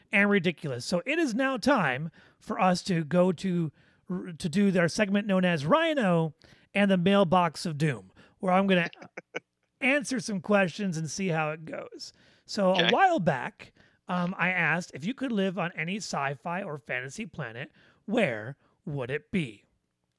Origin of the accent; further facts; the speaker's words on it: South Detroit, Michigan, United States; accent: Midwest; moved away; growing up in South Detroit, as I like to call it, was a great time because there were apple orchards all over the place